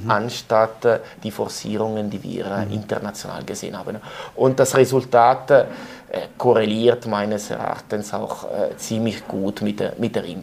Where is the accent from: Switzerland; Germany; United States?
Switzerland; Ticino; das ist auch die Mentalität, das sage ich als, als Tessiner, die Mentalität der Deutschschweizer.